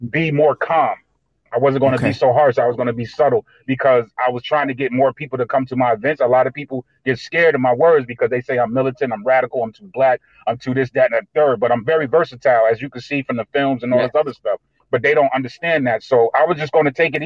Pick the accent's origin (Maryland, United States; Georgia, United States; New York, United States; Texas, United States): New York, United States; Albany; I was born and raised in Albany, New York